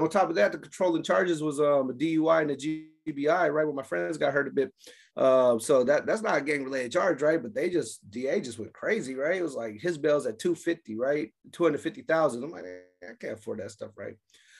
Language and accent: English; San Francisco, California, United States; also born or lived in Oakland; I grew up in, I'm from California, right? Grew up in the Bay Area, San Francisco, a little bit of Oakland, the Filmo district.